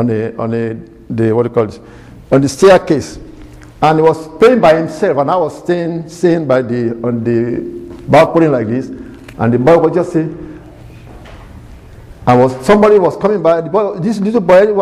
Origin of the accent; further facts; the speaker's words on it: Nigeria; moved away as an adult; also born or lived in Ibadan, Nigeria; now in United States; my name being Nigerian